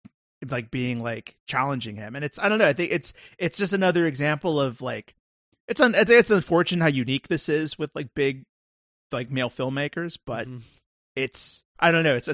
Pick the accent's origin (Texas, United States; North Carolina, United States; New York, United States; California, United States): California, United States; Like, I'm from California, so I'm used to like West Coast women and like that kind of like SoCal energy.